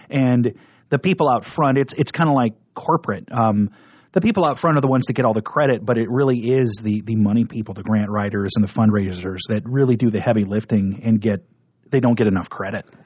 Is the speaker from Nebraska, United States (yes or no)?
yes; Nebraska, United States; moved away as an adult; also born or lived in Denver; I grew up in Nebraska.